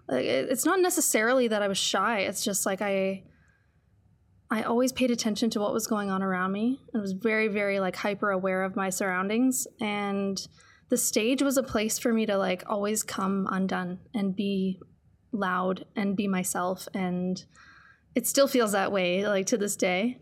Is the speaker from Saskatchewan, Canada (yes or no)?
no; Sudbury, Ontario, Canada; moved away as an adult; now in Calgary, Canada; I grew up in Sudbury, and it's, it's a city, but it's very much a small town